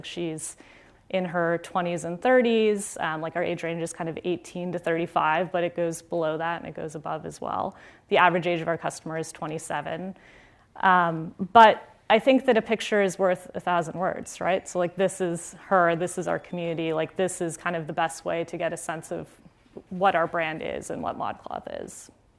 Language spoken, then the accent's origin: English; Florida, United States; I grew up in South Florida, in a suburb near Fort Lauderdale. And, you know, I was a Florida girl. Like, I had seen snow once.